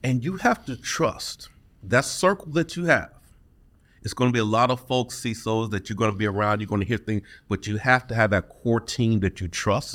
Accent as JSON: {"language": "English", "town": "Detroit", "region": "Michigan", "country": "United States", "tie": "born or raised there", "said": "Born and raised in Detroit"}